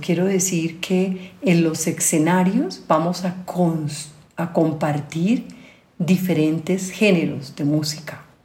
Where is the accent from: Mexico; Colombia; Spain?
Colombia; also born or lived in Europe; con mi gente, en mi tierra